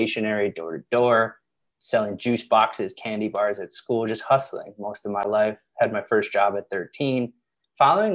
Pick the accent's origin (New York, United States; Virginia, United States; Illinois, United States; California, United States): Illinois, United States; Chicago; moved away as an adult; also born or lived in Los Angeles; I'm from the Midwest, Chicago